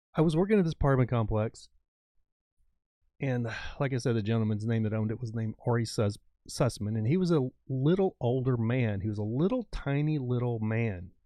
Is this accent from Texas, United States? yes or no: yes; West Texas, United States; moved away; also born or lived in Southern California; I grew up in West Texas, like, my dad was a farrier, rancher kind of thing